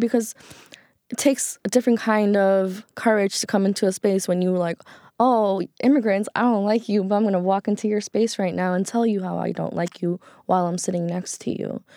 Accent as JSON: {"language": "English", "town": "New York City", "region": "New York", "country": "United States", "tie": "born or raised there", "said": "growing up in Queens, New York"}